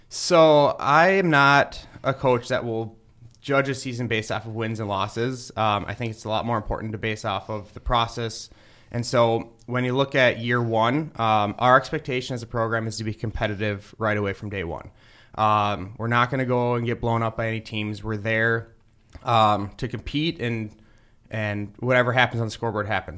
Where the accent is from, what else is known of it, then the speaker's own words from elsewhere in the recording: Roseville, Minnesota, United States; moved away as an adult; also born or lived in Ohio; now in Maryland, United States; I'm originally from Roseville, Minnesota, uh, which is uh, just outside of St. Paul. Uh, grew up there playing hockey, baseball, football